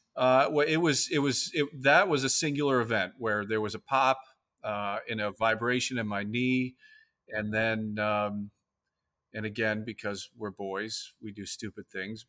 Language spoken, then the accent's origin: English; Key West, Florida, United States; I'm from the Keys, I'm from Key West